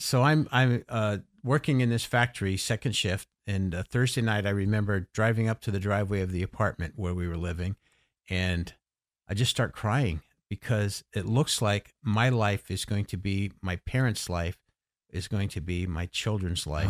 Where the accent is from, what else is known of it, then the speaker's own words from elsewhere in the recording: Los Angeles, California, United States; moved away as an adult; now in Gettysburg, United States; I grew up in Los Angeles till I was eighteen